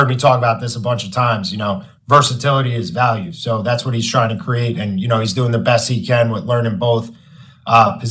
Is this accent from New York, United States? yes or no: yes; New York, United States; now in Massachusetts, United States; I'm from New York, so I got a bunch of friends back home